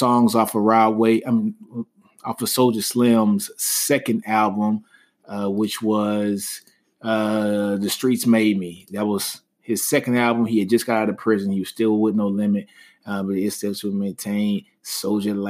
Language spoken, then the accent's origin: English; Shreveport, Louisiana, United States; I'm a Louisiana native. You guys know that. I'm from Shreveport, Louisiana